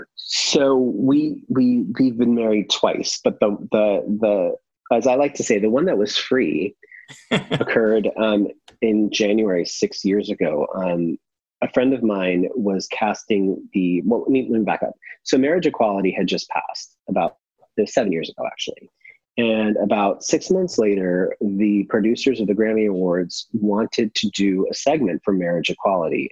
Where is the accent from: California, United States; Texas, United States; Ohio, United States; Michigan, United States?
California, United States; San Francisco; moved away as an adult; also born or lived in Los Angeles; I grew up in San Francisco